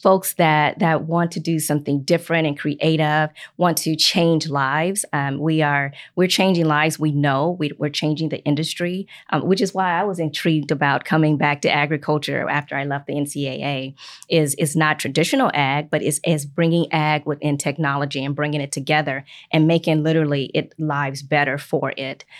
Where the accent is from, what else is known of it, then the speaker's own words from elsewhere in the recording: Chicago, Illinois, United States; moved away as an adult; also born or lived in Minnesota; now in Indiana, United States; I'm from Chicago, Illinois, so I'm not even from Indiana, but I've been here for about twenty-four years